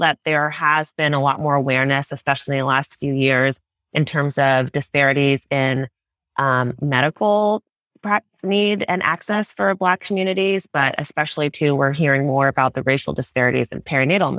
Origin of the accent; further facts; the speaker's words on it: Los Angeles, California, United States; I'm Nigerian American. I was born in Los Angeles and my family is from Nigeria